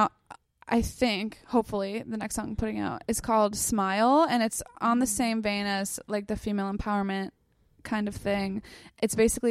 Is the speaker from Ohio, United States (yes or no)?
no; South Shore, Massachusetts, United States; moved away as an adult; now in Los Angeles, United States; Boston, where I grew up and spent a lot of time